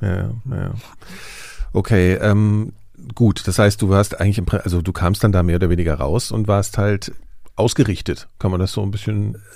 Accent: Germany; im Westen, als ich zur Schule gegangen bin

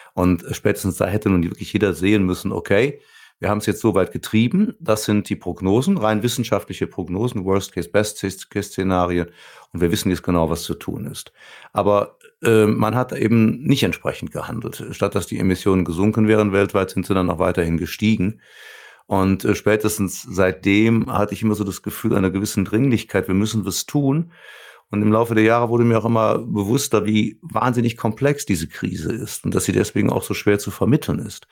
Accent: Cologne, North Rhine-Westphalia, Germany; ich komme ja aus Köln

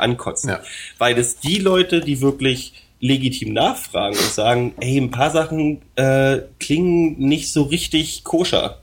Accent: Berlin, Germany; als Berliner

